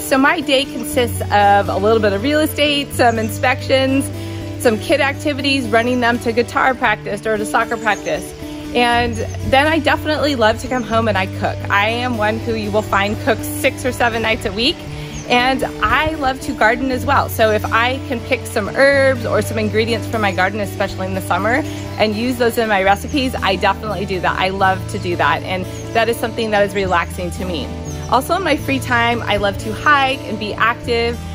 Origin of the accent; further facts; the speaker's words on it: Southern California, United States; moved away as an adult; now in San Jose, United States; I was born and raised in Southern California, and I moved up to Silicon Valley to go to college at Santa Clara University.